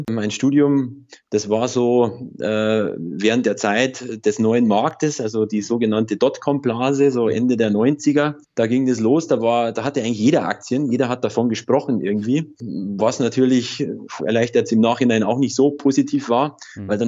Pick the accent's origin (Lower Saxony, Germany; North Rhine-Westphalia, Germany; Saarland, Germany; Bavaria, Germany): Bavaria, Germany; ich komme aus Oberbayern, aus der Nähe von Ingolstadt.